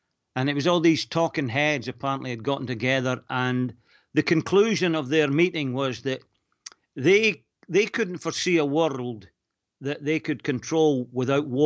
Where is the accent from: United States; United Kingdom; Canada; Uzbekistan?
United Kingdom; Falkirk, Scotland; also born or lived in Lurgan, Northern Ireland; I was obviously Scottish, they wanted to know, was I a Rangers fan or a Celtic fan?